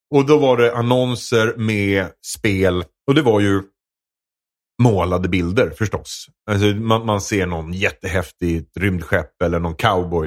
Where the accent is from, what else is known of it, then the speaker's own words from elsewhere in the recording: Edsbyn, Gävleborg County, Sweden; jag är uppväxt i Edsbyn